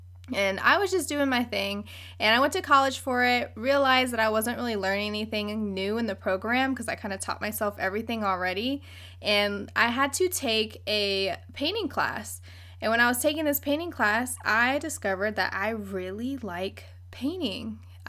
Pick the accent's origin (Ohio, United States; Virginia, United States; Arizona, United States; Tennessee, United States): Virginia, United States; Virginia Beach; also born or lived in Philippines; now in San Diego, United States; Virginia Beach, Virginia. 757. What up?